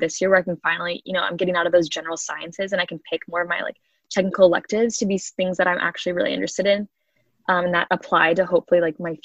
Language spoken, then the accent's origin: English; Kansas City, United States; I'm from Kansas City